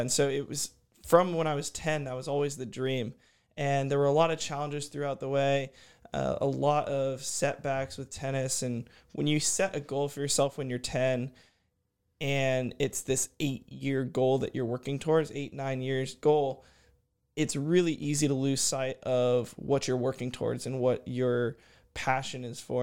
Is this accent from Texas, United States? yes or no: yes; Houston, Texas, United States; also born or lived in College Station, Texas; I'm from Houston, Texas. I, uh, grew up there